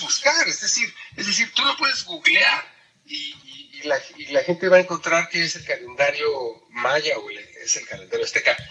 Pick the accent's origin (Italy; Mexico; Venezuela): Mexico; first language Spanish; moved away as an adult; now in Austria; yo soy mexicano